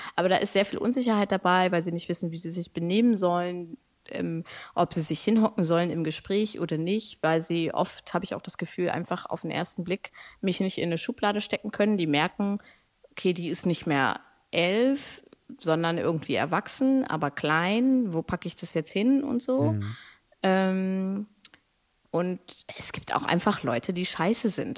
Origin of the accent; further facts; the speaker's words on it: Braunschweig, Lower Saxony, Germany; now in Hannover, Germany; ich bin in Braunschweig aufgewachsen, in Hannover geboren